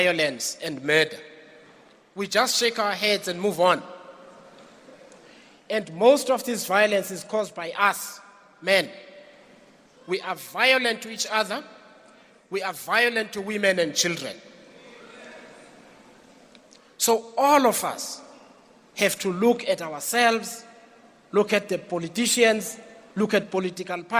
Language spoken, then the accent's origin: English; Mqanduli, Eastern Cape, South Africa; I come from the Eastern Cape, from the former Transkei